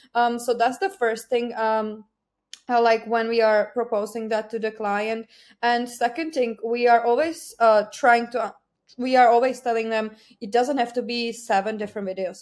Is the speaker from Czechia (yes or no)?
yes; Czechia; English is a second language; moved away as an adult; now in Ireland; I'm not originally from Ireland. I'm from Czech Republic. I moved to Ireland seven years ago